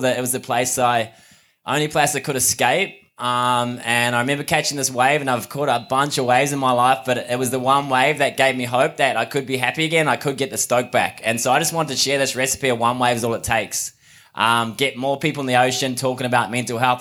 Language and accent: English; Mount Maunganui, Bay of Plenty, New Zealand; now in Sydney, Australia; I'm from New Zealand, but live in Sydney at the moment in Bondi